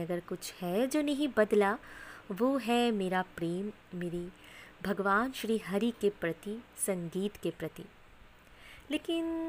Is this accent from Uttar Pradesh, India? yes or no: no; West Bengal, India; मैं वेस्ट बंगाल से बिलोंग करती हूँ